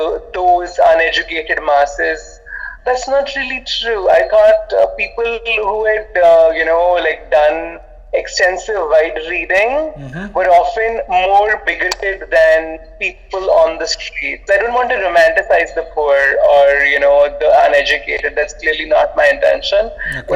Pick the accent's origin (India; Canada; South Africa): India; I'm Indian